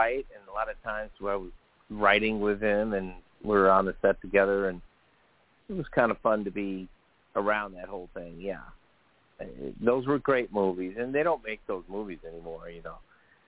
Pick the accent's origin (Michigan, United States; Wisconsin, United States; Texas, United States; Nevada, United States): Wisconsin, United States; Madison; moved away as an adult; also born or lived in Chicago / Los Angeles; I grew up in Madison, Wisconsin